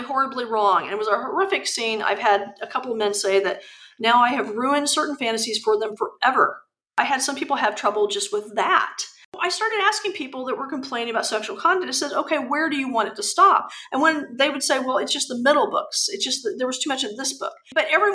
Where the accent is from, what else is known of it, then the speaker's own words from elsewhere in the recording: United States; I'm very American